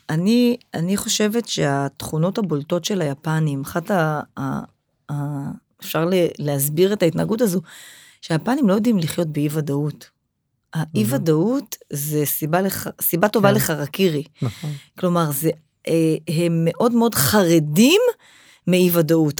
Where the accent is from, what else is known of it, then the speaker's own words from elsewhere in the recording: Israel; אנחנו, כישראלים, כעם שורד